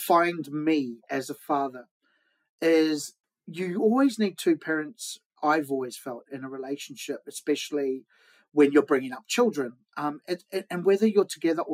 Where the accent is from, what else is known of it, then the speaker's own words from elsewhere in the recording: Wellington, New Zealand; moved away as an adult; now in London, United Kingdom; I'm from New Zealand, yeah, Wellington, New Zealand.